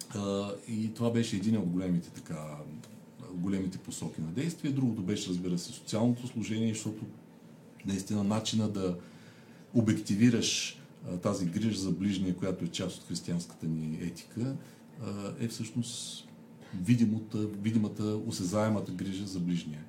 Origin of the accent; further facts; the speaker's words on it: Sliven, Sliven Province, Bulgaria; moved away; аз съм от Сливен, завършил съм там езиковата гимназия